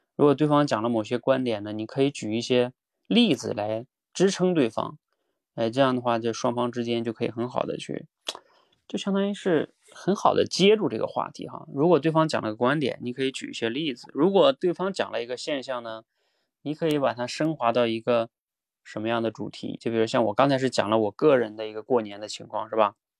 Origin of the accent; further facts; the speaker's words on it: China; 比如说像我们中国人啊，就是每年春运的大军